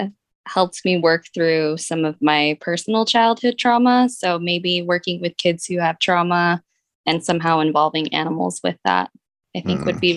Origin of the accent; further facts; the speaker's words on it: Julian, California, United States; It's a very small town, Julian, California. It's east of San Diego, up in the mountains. It's like the only area in San Diego that snows.